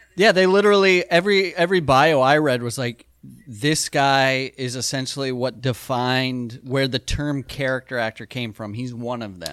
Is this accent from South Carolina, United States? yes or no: no; South Dakota, United States; we grew up in South Dakota